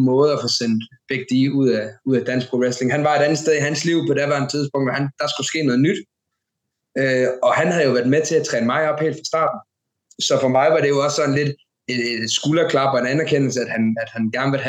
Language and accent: Danish; Randers, Central Denmark Region, Denmark; det var for en fuld remissen i Randers, begge to, altså min hjemby, hans hjemby.